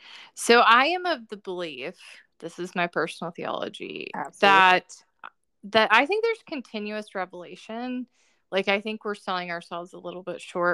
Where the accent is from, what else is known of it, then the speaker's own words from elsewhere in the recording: the South, United States; I grew up in the South